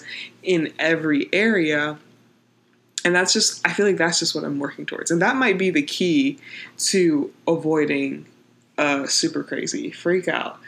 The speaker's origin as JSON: {"language": "English", "town": "Pittsburgh", "region": "Pennsylvania", "country": "United States", "said": "I'm from Pittsburgh"}